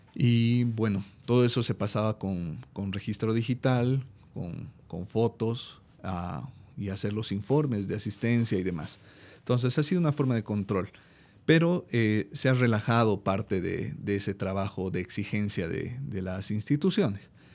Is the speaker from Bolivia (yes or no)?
yes; Bolivia; en mi país